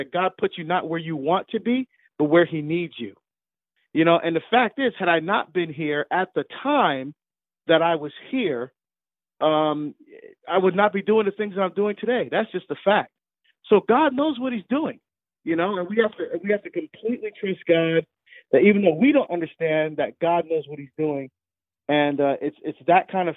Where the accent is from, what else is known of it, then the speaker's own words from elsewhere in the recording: Hillside, New Jersey, United States; also born or lived in Barbados; Grew up in Hillside, New Jersey, just outside of Newark